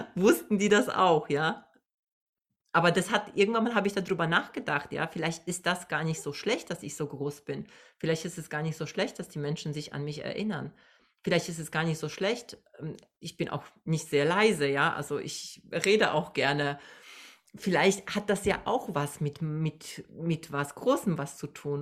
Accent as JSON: {"language": "German", "country": "Poland", "moved": "yes", "lives_now": "Germany", "said": "ich komme aus Polen, ich bin Migrantin"}